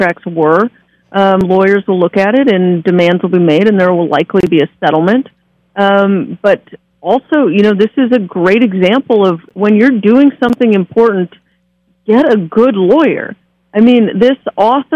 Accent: California, United States; moved away as an adult; also born or lived in Central Pennsylvania; I was from California, and my car had California plates

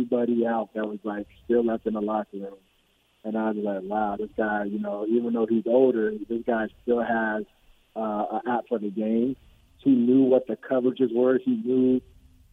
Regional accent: Nigeria; moved away; also born or lived in California; growing up in Nigeria and coming over to California

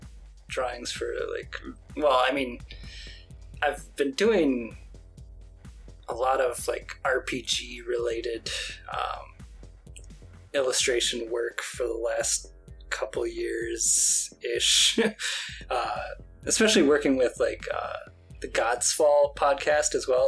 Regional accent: New York, United States; also born or lived in Portland; now in Las Vegas, United States; I'm initially from New York, but I've moved all around and now I'm in Las Vegas.

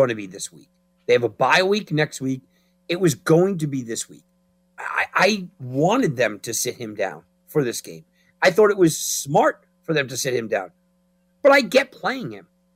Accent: New York, United States; I'm from New York

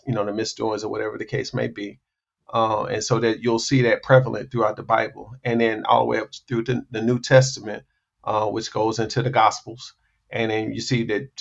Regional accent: South Carolina, United States; moved away as an adult; I'm from South Carolina, but I've never been close to family because I left home at the age of 18

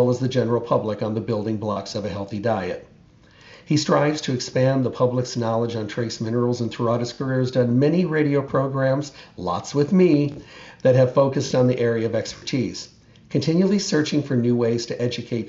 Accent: Midwest, United States; moved away; I grew up in the Midwest

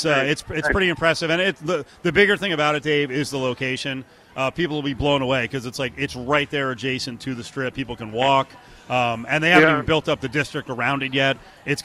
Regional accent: New Jersey, United States; I grew up in the Jersey area

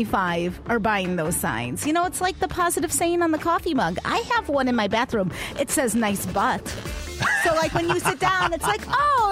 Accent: Chicago, Illinois, United States; also born or lived in Minnesota / Boston; now in Tucson, United States; My family, my background, we're all from Chicago. That's where I grew up, right?

